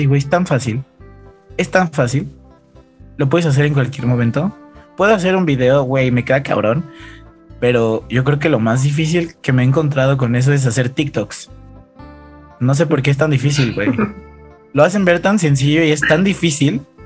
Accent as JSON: {"language": "Spanish", "region": "Mexico City", "country": "Mexico", "said": "soy de Ciudad de México"}